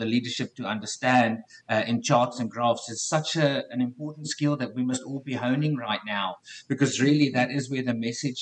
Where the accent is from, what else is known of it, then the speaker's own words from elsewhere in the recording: South Africa; accent: South African; moved away as an adult; now in Canada; born and raised in South Africa. And about 4 years ago, I upped and left and I now live in Canada